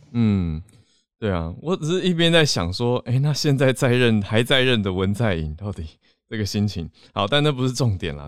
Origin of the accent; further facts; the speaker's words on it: Taipei, Taiwan; 其他不是台北市念国中的朋友